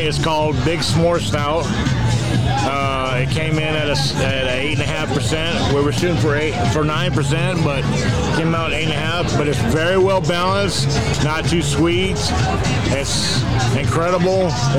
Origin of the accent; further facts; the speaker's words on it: Chicago, Illinois, United States; I'm from Chicago.